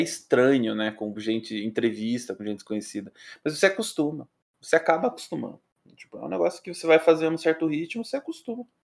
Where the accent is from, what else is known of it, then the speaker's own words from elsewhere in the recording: Pitanga, Paraná, Brazil; eu sou de Pitanga, né, no interior do Paraná.